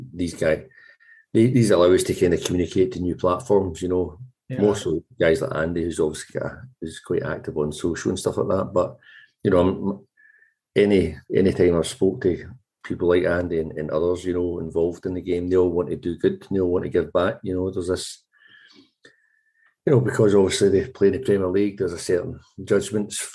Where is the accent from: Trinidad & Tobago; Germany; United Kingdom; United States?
United Kingdom; Glasgow, Scotland; now in Edinburgh, United Kingdom; I grew up in Govan, left school age 13